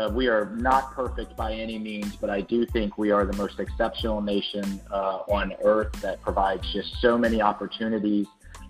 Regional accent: Jacksonville, Florida, United States; I'm a Florida native, which is a rare thing. I grew up in Jacksonville, just outside of a Navy base. I'm the son of a Navy chief

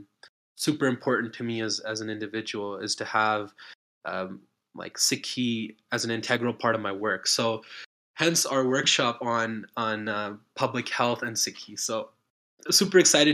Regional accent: Calgary, Alberta, Canada; moved away as an adult; also born or lived in Ontario; now in British Columbia, Canada; I grew up in Calgary. I'm living in BC

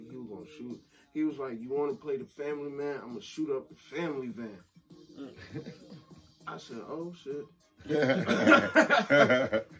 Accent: Washington, District of Columbia, United States

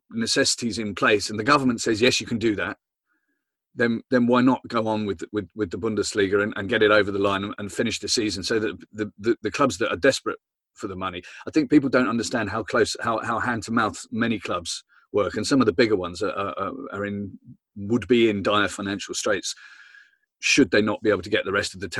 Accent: Southampton, South East England, United Kingdom; I'm from Southampton, so I've got my own problems.

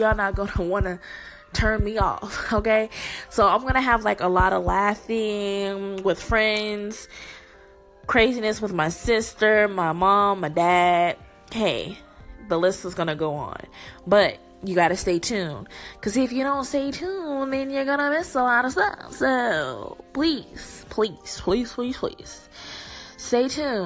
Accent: Texas, United States; I am born in Texas

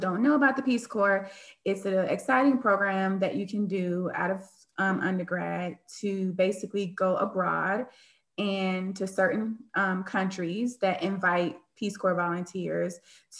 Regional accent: Miami, Florida, United States; I am from Miami, Florida

